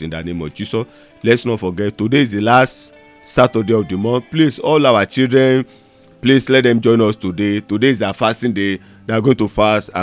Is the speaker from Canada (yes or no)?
no; Ondo, Nigeria; now in Lagos, Nigeria; I'm in Lagos right now. I'm from Ondo State.